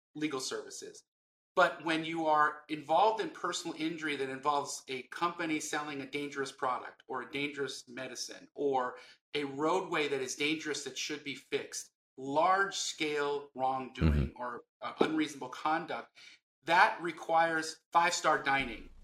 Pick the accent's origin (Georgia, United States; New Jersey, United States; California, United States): California, United States; Los Angeles; I grew up in West LA and we were very poor